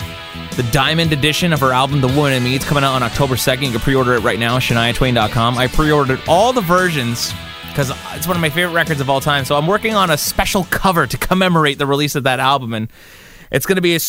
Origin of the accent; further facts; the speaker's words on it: Kahnawake, Quebec, Canada; my hometown of Gunawage, Mohawk Territory